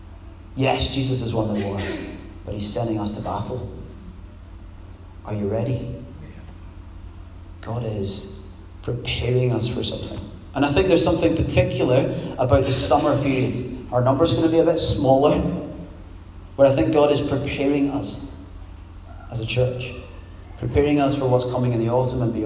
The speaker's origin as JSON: {"language": "English", "area": "Scot", "region": "Scotland", "country": "United Kingdom", "also_born_or_lived": "Poole", "lives_now": "Glasgow, United Kingdom", "said": "as a Scot"}